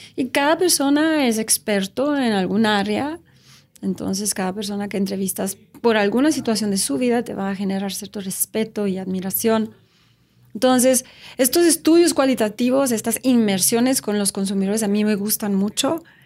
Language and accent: Spanish; Romania; Spanish is a second language; moved away as an adult; also born or lived in Switzerland; now in Mexico; Nací en Rumania y viví en Rumania por 19 años. Y luego me fui a estudiar a Suiza